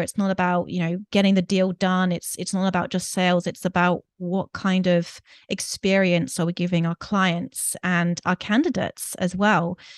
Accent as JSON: {"language": "English", "country": "United Kingdom", "also_born_or_lived": "Greece", "moved": "as an adult", "said": "I'm from the U K, I'm sure your listeners have picked up my accent"}